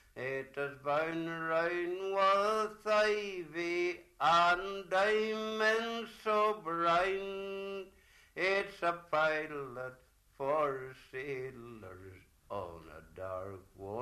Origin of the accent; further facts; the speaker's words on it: Magilligan, Northern Ireland, United Kingdom; lived in Magilligan all my days, and I have been at the Strands many of the time, and 76 years ago I was born in Magilligan.